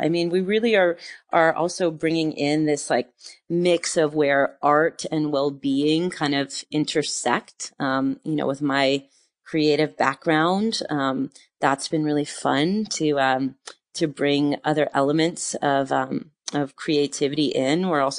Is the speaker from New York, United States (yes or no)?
yes; New York, United States; now in France; like I never have been home so much, you know, as a New Yorker, I was always on the run and always going. And now in this like new, chapter of humanity, in France, I find myself home quite a bit